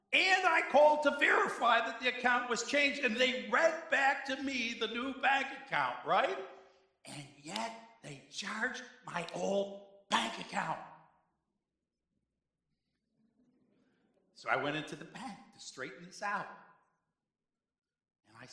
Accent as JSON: {"language": "English", "town": "Cheektowaga", "region": "New York", "country": "United States", "said": "I come from Cheektowaga"}